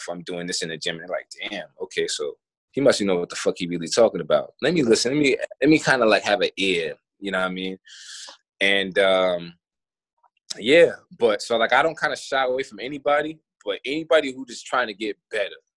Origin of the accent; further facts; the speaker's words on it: South Carolina, United States; moved away as an adult; also born or lived in Melbourne, Australia; I come from South Carolina